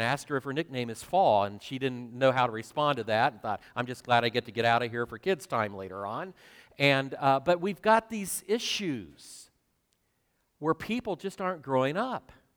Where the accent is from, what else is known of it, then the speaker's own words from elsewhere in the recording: twenty miles north of Cedarville, Ohio, United States; moved away; Cedarville, which is twenty miles south of my hometown